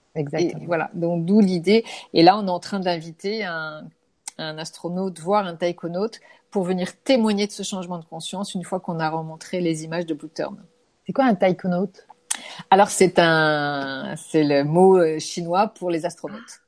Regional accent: France; je suis française

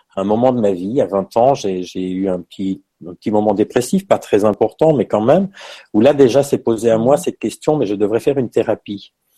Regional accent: Belgium; moved away as an adult; now in Paris, France; je suis belge hein, parce que je tiens à ça. Voilà, c'est, je suis né en Belgique, j'ai vécu en Belgique

